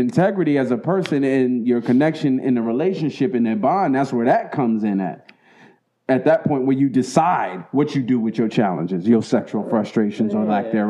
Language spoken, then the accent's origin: English; Baltimore, Maryland, United States; I got Baltimore.